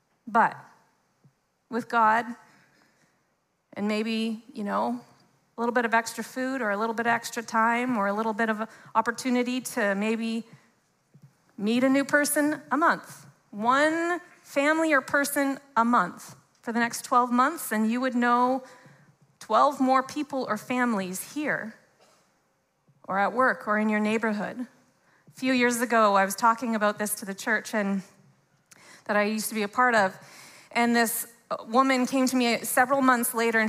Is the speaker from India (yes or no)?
no; Canada; Even if we're both born and raised in Canada, there's so many different ways and expressions.